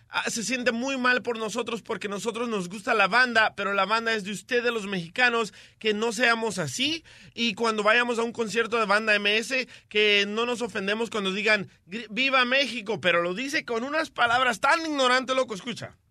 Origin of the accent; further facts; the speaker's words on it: El Salvador; now in United States; nosotros los salvadoreños